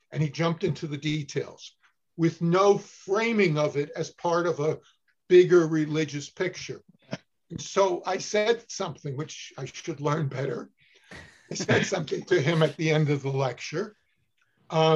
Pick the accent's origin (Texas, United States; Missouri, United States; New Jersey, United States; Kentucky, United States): New Jersey, United States; Newark; moved away as an adult; also born or lived in Cornell (Ithaca, New York); I grew up in Newark, New Jersey